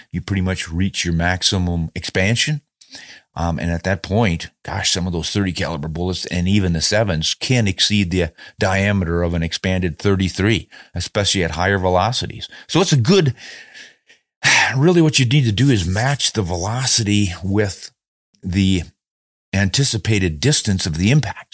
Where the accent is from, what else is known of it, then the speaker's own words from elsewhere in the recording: United States; being an American